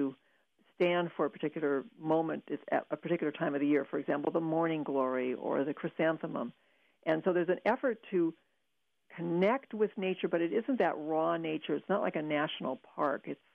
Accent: Pacific Northwest, United States; moved away; growing up in the Pacific Northwest

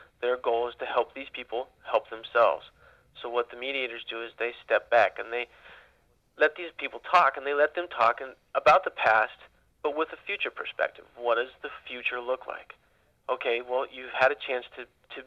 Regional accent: Ukiah, California, United States; as I grew up in Ukiah

